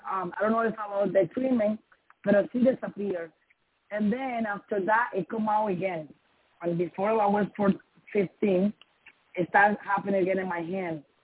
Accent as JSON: {"language": "English", "country": "Dominican Republic", "first_language": "Spanish", "second_language": "English", "moved": "yes", "said": "I'm from Dominican Republic"}